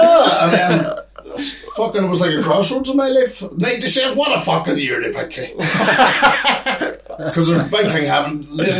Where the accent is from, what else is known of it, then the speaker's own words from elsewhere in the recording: Ireland; moved away as an adult; singing on the street and being an Irish soul and fucking got arrested then for drunken disorderly.